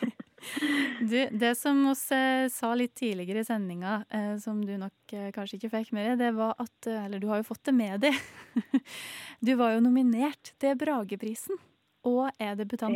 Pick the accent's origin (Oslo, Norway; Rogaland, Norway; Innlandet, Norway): Innlandet, Norway; Gudbrandsdalen; som en gudbrandsdøl sjøl, så oss i Gudbrandsdølen uttaler det som lom.